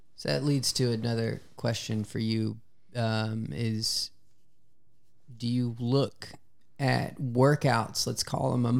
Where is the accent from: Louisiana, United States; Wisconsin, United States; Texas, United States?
Louisiana, United States; I'm from Louisiana